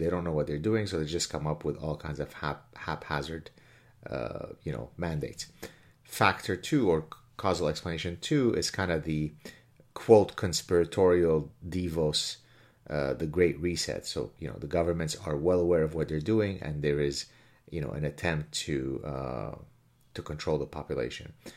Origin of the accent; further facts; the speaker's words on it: Lebanon; now in Quebec, Canada; I grew up in the Lebanese Civil War